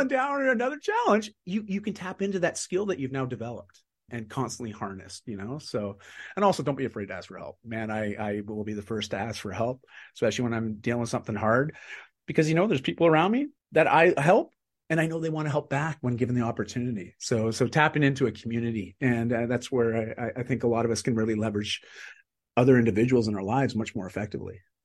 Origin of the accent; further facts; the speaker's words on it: Canada; I'm Canadian